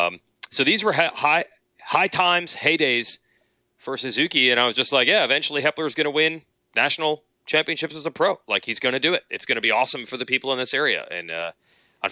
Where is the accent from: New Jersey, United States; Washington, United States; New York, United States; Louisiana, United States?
New Jersey, United States; moved away as an adult; also born or lived in West Virginia; I grew up in New Jersey